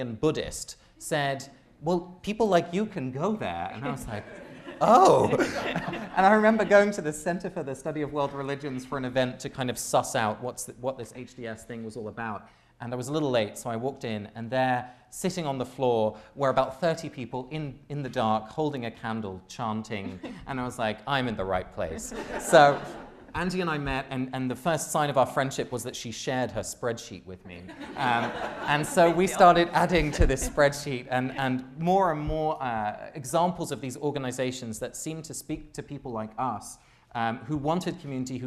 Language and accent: English; England, United Kingdom; moved away as an adult; I grew up in England.